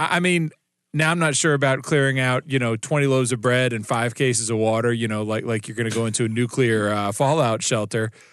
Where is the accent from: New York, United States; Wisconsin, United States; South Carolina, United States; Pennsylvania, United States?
South Carolina, United States; moved away; my home state of South Carolina